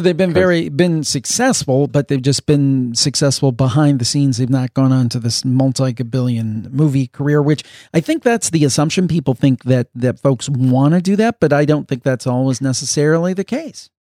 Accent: Ohio, United States; moved away; my home state, in Columbus, Ohio.

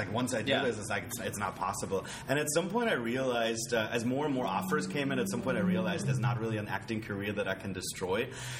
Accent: Germany; now in Los Angeles, United States; That's a German word because originally I'm from Germany.

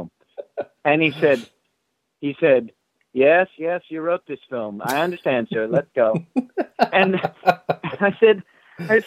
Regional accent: Australia; I'm Australian

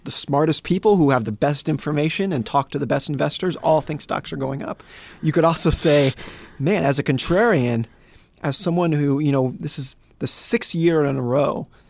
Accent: Lake Tahoe, United States; also born or lived in Seattle; I grew up in Lake Tahoe. You could get 5 feet of snow and no one would blink. And then I've also lived in cities where I lived in Seattle

